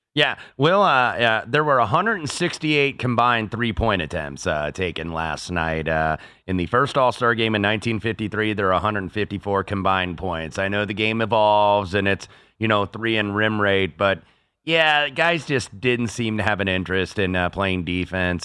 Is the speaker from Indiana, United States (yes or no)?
yes; Indianapolis, Indiana, United States; moved away; my hometown of Indianapolis, Indiana